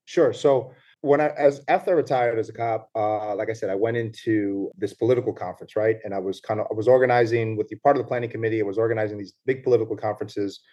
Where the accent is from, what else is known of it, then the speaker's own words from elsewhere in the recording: New York, United States; moved away as an adult; also born or lived in Puerto Rico (ancestry); now in Punta Cana, Dominican Republic; I'm born in New York, so I'm born and raised in the Bronx